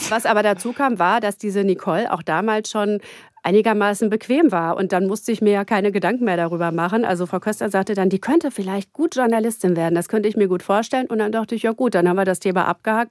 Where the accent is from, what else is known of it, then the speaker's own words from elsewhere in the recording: Gütersloh, North Rhine-Westphalia, Germany; now in Berlin, Germany; ich komme aus Gütersloh